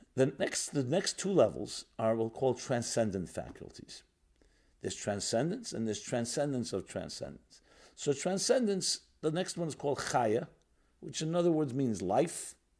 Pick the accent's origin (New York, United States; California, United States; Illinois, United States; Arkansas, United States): New York, United States; I grew up in New York. I'm born and bred in New York. A very industrial city